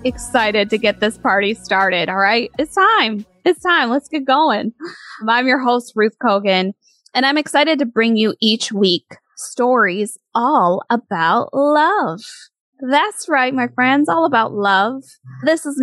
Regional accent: Michigan, United States; moved away as an adult; now in New York City, United States; I was raised in Michigan and grew up there

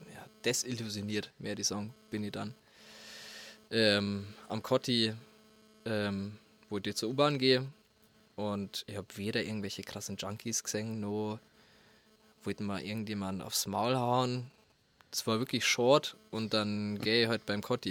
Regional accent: Lingeres, Bavaria, Germany; accent: Bavarian; first language Bavarian; moved away as an adult; now in Berlin, Germany; ich bin wie gesagt in Lingeres aufgewachsen und hab halt immer bloß Bordisch geredet. Also ich hab halt daheim Bordisch geredet

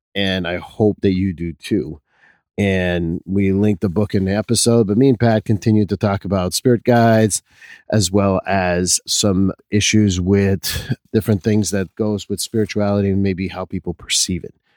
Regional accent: Quebec, Canada; being Canadian is always something of me, although I'm a Quebecer first

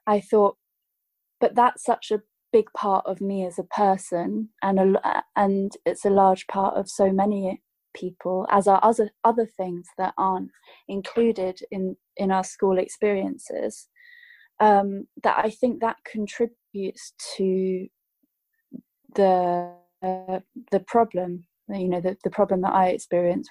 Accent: United Kingdom; I grew up in the United Kingdom

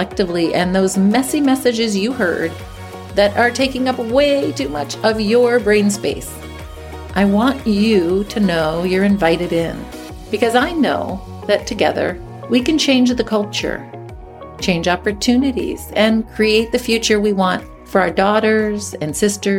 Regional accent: Midwest, United States; I grew up in the Midwest

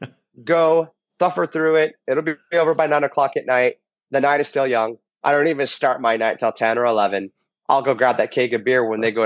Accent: United States; I'm a Christian because I'm American

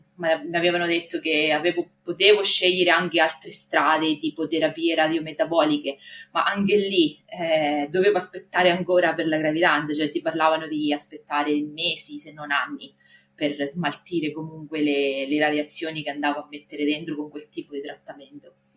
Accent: Marche, Italy; accent: Marche; vivo nelle Marche, ma penso che si senta dal mio accento

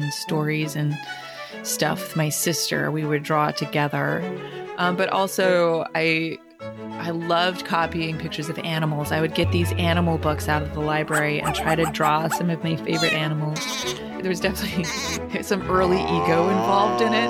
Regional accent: Rochester, New York, United States; accent: Rochester accent; also born or lived in Danbury, Connecticut; I grew up in Rochester, New York, in a lovely suburb called Pittsford

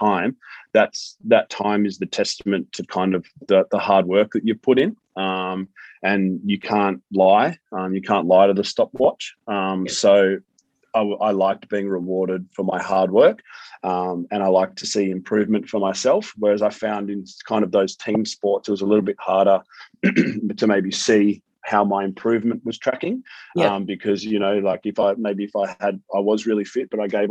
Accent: Melbourne, Victoria, Australia; moved away as an adult; also born or lived in Gold Coast / Sydney; growing up in Melbourne, I went to Brighton Grammar in Melbourne, and then I moved to the Gold Coast as soon as I finished school

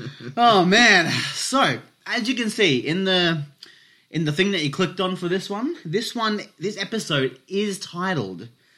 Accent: India; But because I'm Indian

